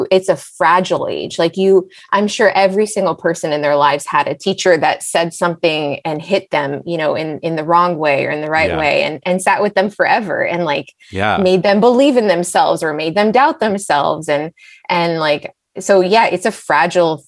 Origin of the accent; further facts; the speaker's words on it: Los Angeles, California, United States; also born or lived in Israel / San Diego; I was born in Israel and I grew up in LA. So I'm an Angeleno